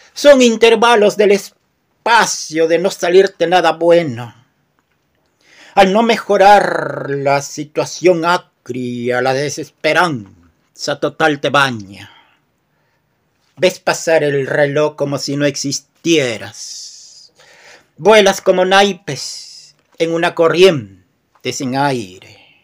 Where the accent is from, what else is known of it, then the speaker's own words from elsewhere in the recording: Peru; Soy de Perú y escribo poemas